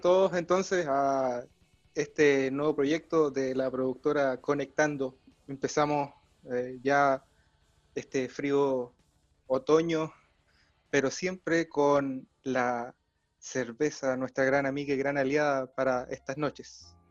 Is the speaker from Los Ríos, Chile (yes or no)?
yes; Valdivia, Los Ríos, Chile; nosotros somos de Valdivia, en Valdivia, ciudad cervecera